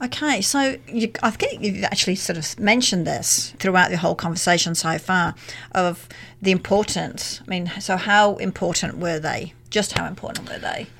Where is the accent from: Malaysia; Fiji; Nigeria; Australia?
Australia; as an Australian